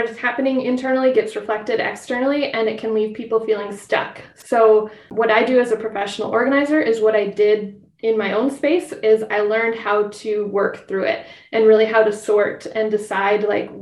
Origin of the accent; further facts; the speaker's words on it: Twin Cities, Minnesota, United States; I grew up in the Twin Cities, just west of the Twin Cities